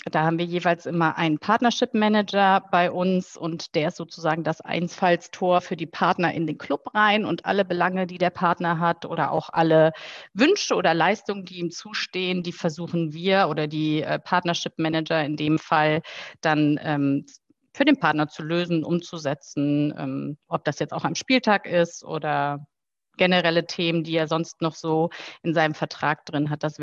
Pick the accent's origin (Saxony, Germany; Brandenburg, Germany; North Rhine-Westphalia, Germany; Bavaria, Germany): North Rhine-Westphalia, Germany; Heinsberg; Äh, ich bin in der Tat in Heinsberg äh, aufgewachsen, bin dort äh, zur Schule gegangen und habe mich da nach der Schule auch für eine Ausbildung entschieden.